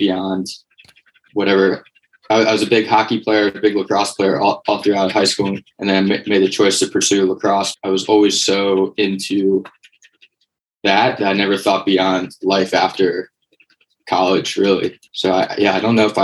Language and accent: English; Conshohocken, Pennsylvania, United States; moved away as an adult; also born or lived in Bethlehem, Pennsylvania; now in Austin, United States; Was born and raised in Conshohocken.